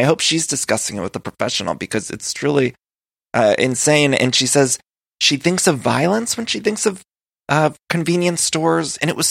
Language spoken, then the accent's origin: English; Solon, Ohio, United States; I'm from Solon, Ohio, but it's near Canton area.